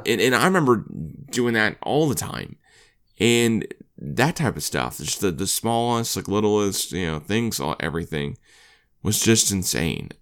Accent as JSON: {"language": "English", "region": "Oklahoma", "country": "United States", "tie": "born or raised there", "said": "growing up in Oklahoma"}